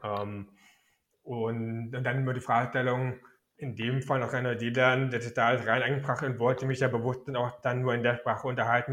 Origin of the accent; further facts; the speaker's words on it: Berlin, Germany; also born or lived in Frankfurt (Oder); ich bin noch in Ostberlin geboren